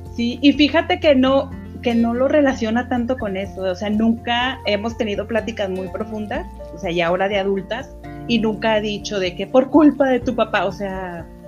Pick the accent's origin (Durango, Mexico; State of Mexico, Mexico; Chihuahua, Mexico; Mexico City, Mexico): Durango, Mexico; moved away; yo soy de Durango, entonces el venirme para acá, por ejemplo, en esos momentos en que sufría porque dejaba todo, dejaba a mis amigos, mi escuela, todo